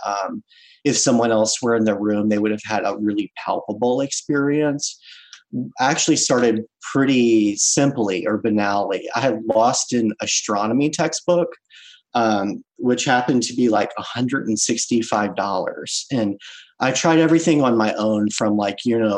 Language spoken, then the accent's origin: English; New Orleans, Louisiana, United States; now in Baltimore, United States; I'm originally from the New Orleans area